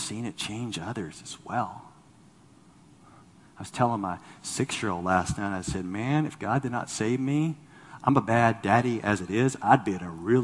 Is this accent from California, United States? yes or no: yes; Los Angeles, California, United States; moved away; I'm from Los Angeles